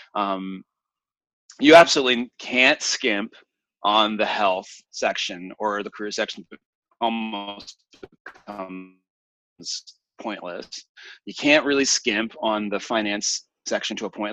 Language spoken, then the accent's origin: English; Lafayette, Louisiana, United States; I was born in Lafayette, Louisiana, um, which is a relatively small city in the South